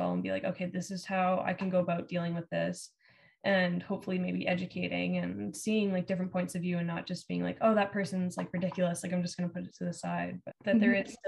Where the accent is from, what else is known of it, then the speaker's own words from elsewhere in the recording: Alberta, Canada; Growing up in Alberta